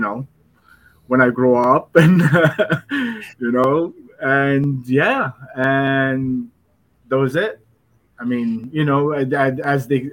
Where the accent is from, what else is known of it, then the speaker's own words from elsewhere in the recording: Dubai, United Arab Emirates; I grew up in Dubai